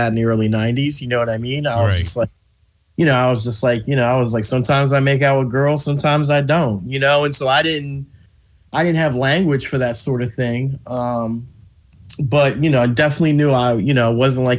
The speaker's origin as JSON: {"language": "English", "town": "Philadelphia", "region": "Pennsylvania", "country": "United States", "tie": "born or raised there", "said": "I grew up in West Philadelphia on 63rd Street"}